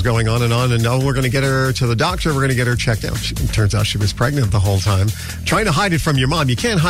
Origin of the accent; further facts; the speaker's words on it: New York City, New York, United States; when I was growing up in the Bronx. It's back in the 70s